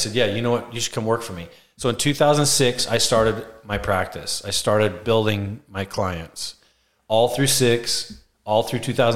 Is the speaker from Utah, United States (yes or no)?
yes; Utah, United States; I grew up in Utah